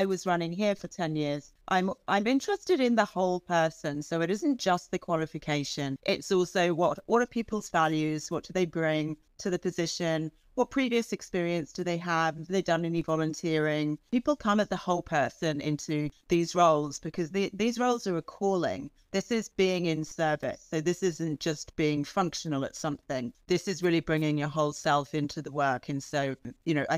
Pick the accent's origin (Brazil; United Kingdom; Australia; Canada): United Kingdom; England; moved away as an adult; I grew up in England, and so I went to the equivalent of like school, you know, elementary school and high school in the UK